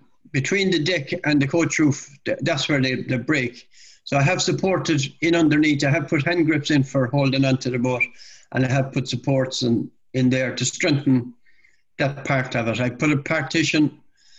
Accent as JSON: {"language": "English", "town": "Limerick", "region": "Munster", "country": "Ireland", "tie": "born or raised there", "said": "where I live, where I was born in Limerick"}